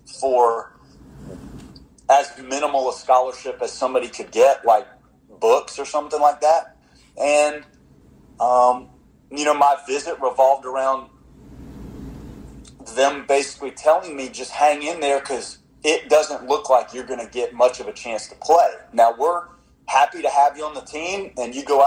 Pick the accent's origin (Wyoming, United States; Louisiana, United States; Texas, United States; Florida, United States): Florida, United States; Tallahassee; moved away as an adult; also born or lived in South Bend; I was from Tallahassee